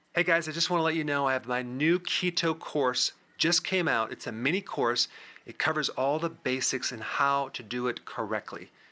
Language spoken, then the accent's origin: English; Wisconsin, United States; I'm from Wisconsin